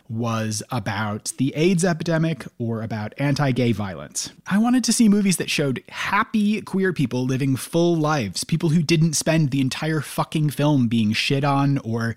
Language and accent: English; United States; I grew up in the States